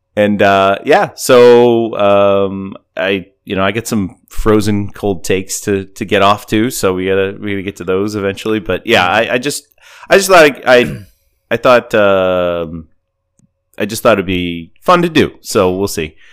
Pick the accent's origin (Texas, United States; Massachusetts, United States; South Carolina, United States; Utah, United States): Massachusetts, United States; New England; I'm from New England